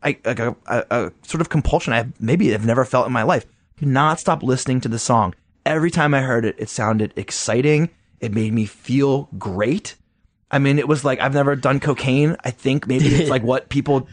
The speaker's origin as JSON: {"language": "English", "region": "Maryland", "country": "United States", "tie": "born or raised there", "said": "where I grew up in Maryland"}